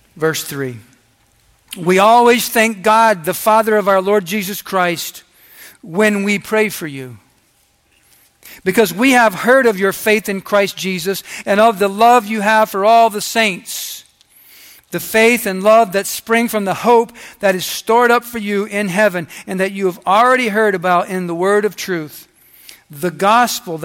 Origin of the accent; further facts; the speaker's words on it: United States; I'm an American.